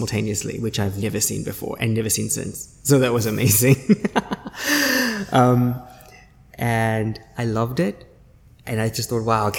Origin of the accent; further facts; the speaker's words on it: South Africa; moved away as an adult; also born or lived in Beijing, China / Shanghai, China; now in Singapore; I studied and lived and studied and was born obviously in South Africa